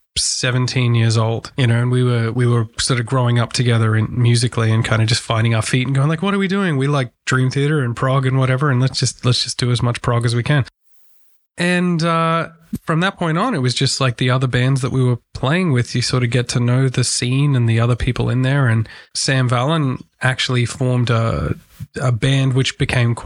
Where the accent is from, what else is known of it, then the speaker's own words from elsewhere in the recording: Brisbane, Queensland, Australia; we come from Brisbane.